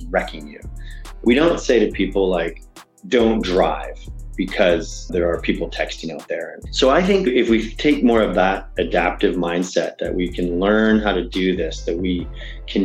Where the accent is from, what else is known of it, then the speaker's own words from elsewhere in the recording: Canada; I am Canadian